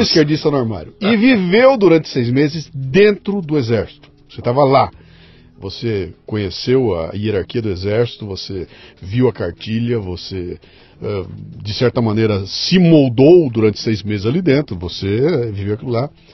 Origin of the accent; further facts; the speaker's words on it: Bauru, São Paulo, Brazil; eu sou com 62, eu sou de Bauru